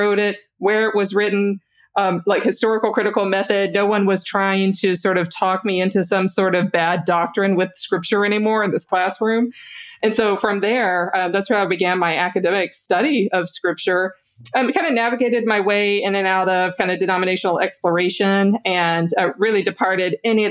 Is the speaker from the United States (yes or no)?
yes; Louisiana, United States; I grew up mainline Protestant in the South, in Louisiana.